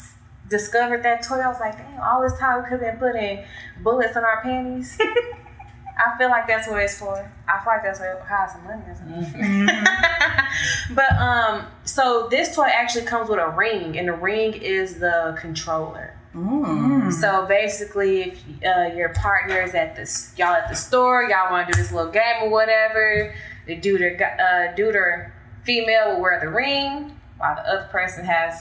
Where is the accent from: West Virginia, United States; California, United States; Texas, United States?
Texas, United States; Dallas; I'm from